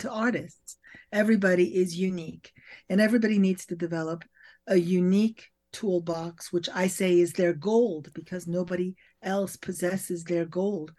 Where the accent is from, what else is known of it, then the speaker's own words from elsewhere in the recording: Paris, Île-de-France, France; moved away; as I grew up in Europe and in Paris